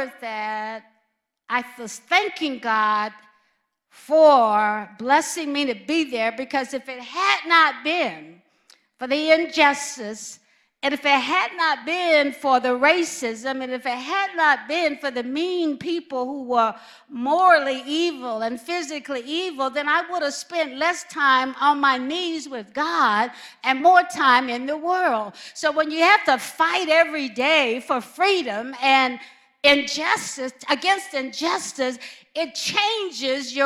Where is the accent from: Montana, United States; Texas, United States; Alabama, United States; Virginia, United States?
Alabama, United States; moved away; also born or lived in California / Midwest; growing up in Alabama was very painful